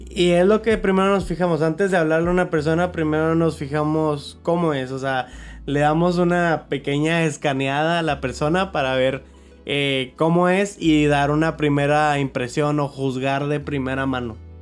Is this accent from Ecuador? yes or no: no; Monterrey, Nuevo León, Mexico; Somos de Monterrey